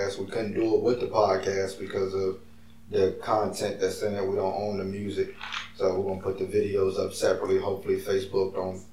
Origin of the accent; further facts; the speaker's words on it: Virginia, United States; I'm from VA, I'm from Virginia.